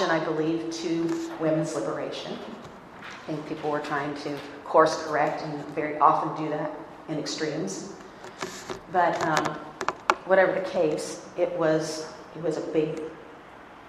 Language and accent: English; Ohio, United States; moved away as an adult; also born or lived in Little Rock, Arkansas; I'm a northerner in the United States. I'm from Ohio